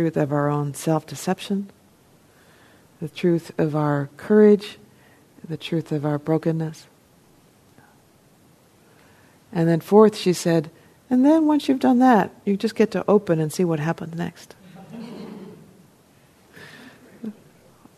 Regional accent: New Jersey, United States; I'm from New Jersey

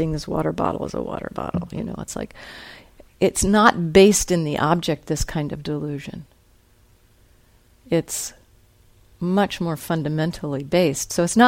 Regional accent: New Jersey, United States; I grew up in New Jersey and went to that school and knew all these people

